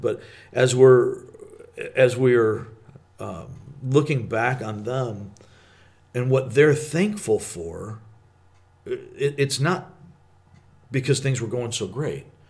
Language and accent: English; Michigan, United States; growing up in Michigan